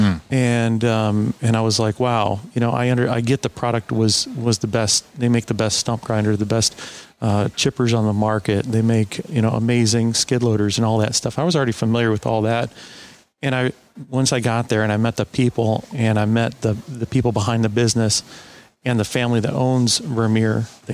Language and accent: English; West Chicago, Illinois, United States; I grew up outside of Chicago, in a town called West Chicago